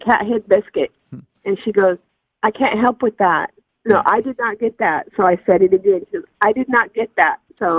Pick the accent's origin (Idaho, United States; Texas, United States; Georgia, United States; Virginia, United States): Idaho, United States; now in Dothan, United States; I was born and raised in Idaho.